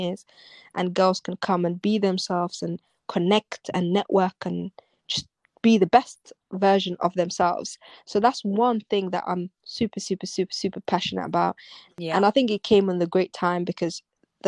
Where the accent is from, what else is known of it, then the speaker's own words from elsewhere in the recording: London, United Kingdom; I'm London. I grew up in London